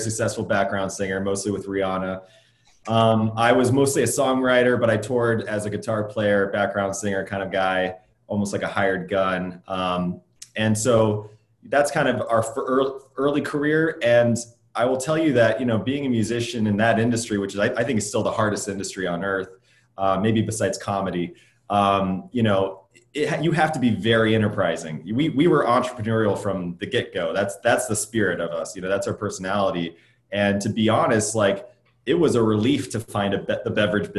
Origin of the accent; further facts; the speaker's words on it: Midwest, United States; now in Los Angeles, United States; I grew up in the Midwest.